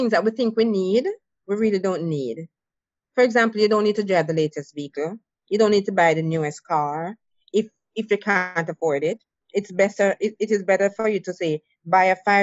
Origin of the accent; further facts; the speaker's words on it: Jamaica; moved away; I'm from Jamaica